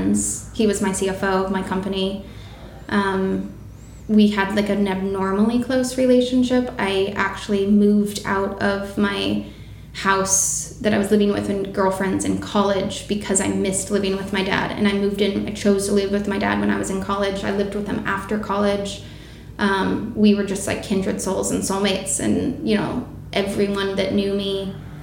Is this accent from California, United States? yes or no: yes; San Diego, California, United States; I'm from San Diego originally